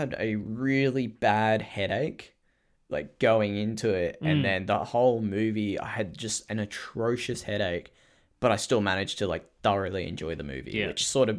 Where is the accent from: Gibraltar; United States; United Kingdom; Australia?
Australia; I am Australian.